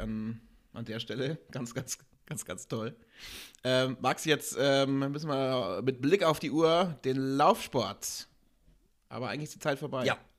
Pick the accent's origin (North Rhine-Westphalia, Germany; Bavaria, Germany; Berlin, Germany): Bavaria, Germany; Augsburg; hier in Augsburg, meine Heimatstadt